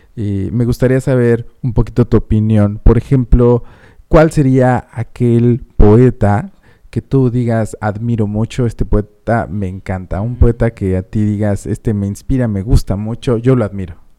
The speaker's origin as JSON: {"language": "Spanish", "region": "Mexico City", "country": "Mexico", "also_born_or_lived": "Puebla", "moved": "yes", "lives_now": "Phoenix, United States", "said": "yo soy de la Ciudad de México, pero me crié más en... Bueno, no me crié. La mitad de mi vida la viví en Puebla"}